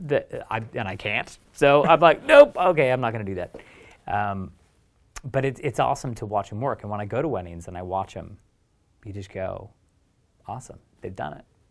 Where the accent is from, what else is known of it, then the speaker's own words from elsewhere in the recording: Oregon, United States; moved away as an adult; also born or lived in Eugene / Portland; now in London, United Kingdom; where I grew up in Oregon